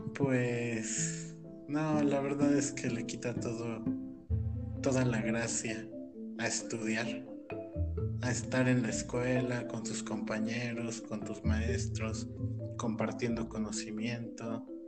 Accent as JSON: {"language": "Spanish", "region": "Oaxaca", "country": "Mexico", "tie": "born or raised there", "also_born_or_lived": "Mexico City", "moved": "as an adult", "said": "regresé con mis papás a, a Oaxaca, de donde soy originario"}